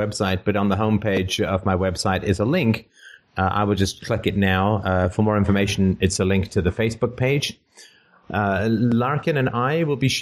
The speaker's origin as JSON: {"language": "English", "country": "Canada", "said": "as a Canadian"}